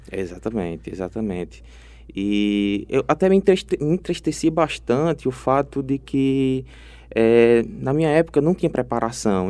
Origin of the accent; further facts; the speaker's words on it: Ceará, Brazil; moved away as an adult; now in Paraíba, Brazil; eu sou cearense